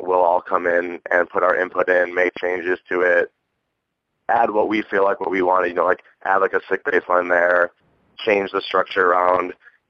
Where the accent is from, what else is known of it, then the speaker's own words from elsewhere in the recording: Buffalo, New York, United States; now in Phoenix, United States; I grew up in Buffalo